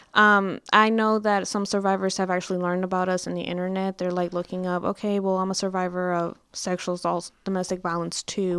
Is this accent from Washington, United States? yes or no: no; Mesquite, Texas, United States; I'm actually from Mesquite. I'm from the Dallas area